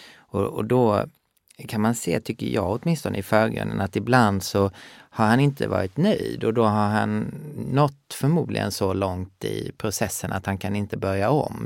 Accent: Sweden; moved away; also born or lived in Skåne / Gothenburg; jag är uppvuxen i Skåne och Göteborg

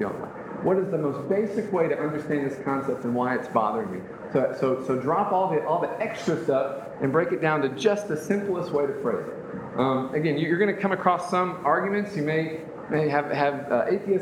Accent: United States; being born in the United States

